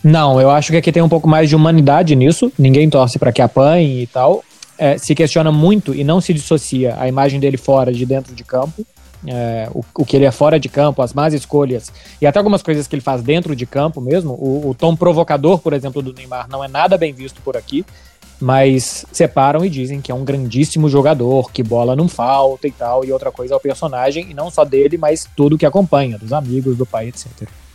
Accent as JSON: {"language": "Portuguese", "country": "Brazil"}